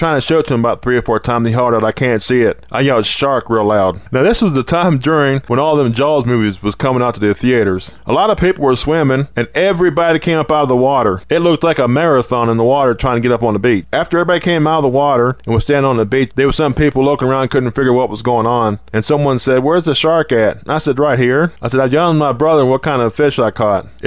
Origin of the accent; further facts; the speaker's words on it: West Virginia, United States; we started going into the mountains in my home state. There's a particular state park called Watoga